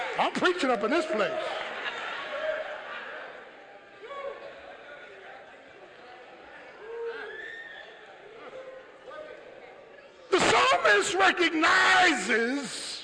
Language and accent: English; Philadelphia, Pennsylvania, United States; I'm from Philly